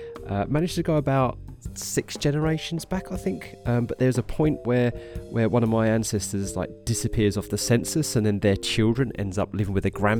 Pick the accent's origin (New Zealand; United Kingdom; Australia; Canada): United Kingdom; Harlow, East of England; moved away as an adult; now in Norwich, United Kingdom; I'm originally from Harlow in Essex, which is a town just north of London in the east of England, here in the United Kingdom